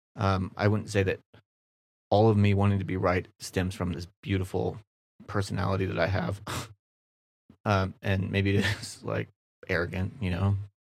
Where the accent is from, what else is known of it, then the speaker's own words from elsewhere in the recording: Kansas City, United States; I'm from Kansas City